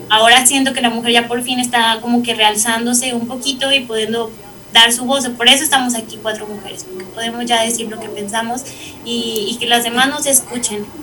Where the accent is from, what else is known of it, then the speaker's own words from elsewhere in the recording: San Juan de los Lagos, Jalisco, Mexico; soy de San Juan de los Lagos, bonito San Juan de los Lagos